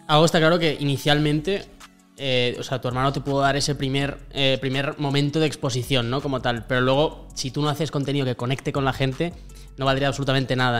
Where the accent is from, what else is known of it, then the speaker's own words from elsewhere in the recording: Burgos, Castile and León, Spain; moved away as an adult; also born or lived in Madrid; soy un tío de Burgos completamente normal